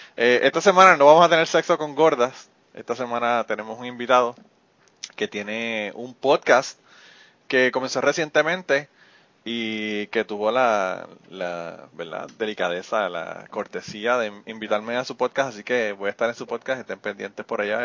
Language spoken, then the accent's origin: Spanish; Utuado, Puerto Rico; estamos tan orgullosos de ser utuaños